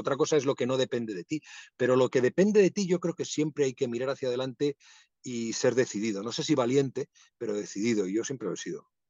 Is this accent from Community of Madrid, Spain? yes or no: yes; Madrid, Community of Madrid, Spain; also born or lived in Asturias; Mi familia es asturiana, yo nací en Madrid, pero eh, viví parte de mi infancia en Asturias y sigo teniendo ese vínculo